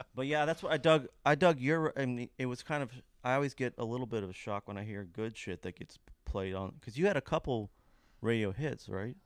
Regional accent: Lexington, Kentucky, United States; my hometown, Lexington

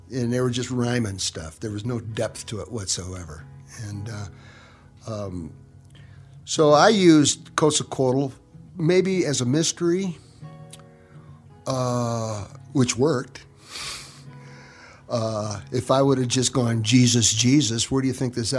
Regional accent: Grand Rapids, Michigan, United States; also born or lived in northern Arizona; now in Arizona, United States; I was born in Michigan, Grand Rapids, Michigan. And grew up on the Great Lakes

